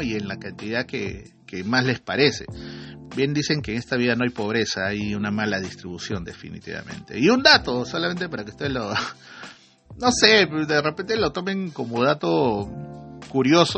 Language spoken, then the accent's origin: Spanish; Iquitos, Loreto, Peru; como hacen en mi tierra, ¿no? en Jiquitos